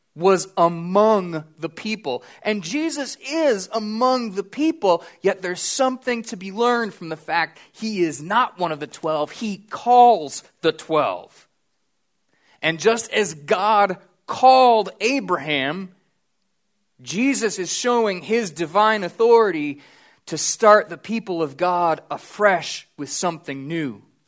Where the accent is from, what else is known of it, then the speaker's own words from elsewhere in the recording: United States; I'm an American